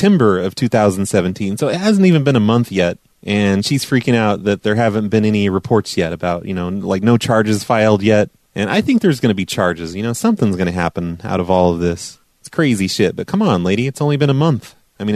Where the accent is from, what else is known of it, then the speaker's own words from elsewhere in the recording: Illinois, United States; I'm from Illinois